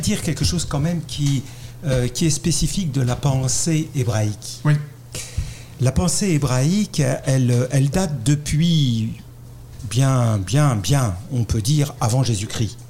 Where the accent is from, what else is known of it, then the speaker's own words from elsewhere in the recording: France; accent: French; vous l'avez reconnu à mon accent, je suis français